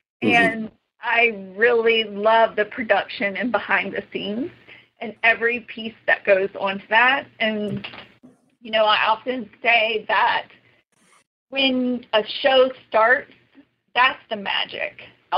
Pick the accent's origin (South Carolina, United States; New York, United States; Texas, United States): New York, United States; New York City; my aunt and growing up in New York and just being exposed to, you know, her way of life and the arts, that was a big inspiration for me.